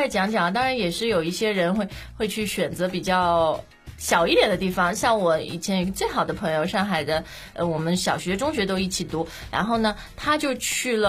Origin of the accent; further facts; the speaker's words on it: China; 我们中国人